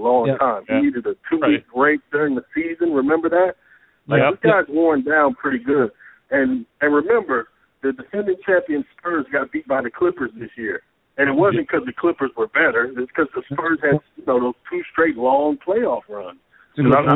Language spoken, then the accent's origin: English; Illinois, United States; I grew up in Illinois, so I'm a Jordan guy